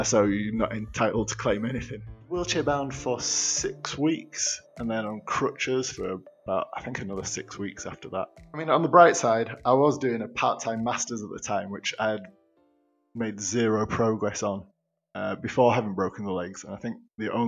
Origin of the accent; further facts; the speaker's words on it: Yorkshire and the Humber, United Kingdom; I'm being from Yorkshire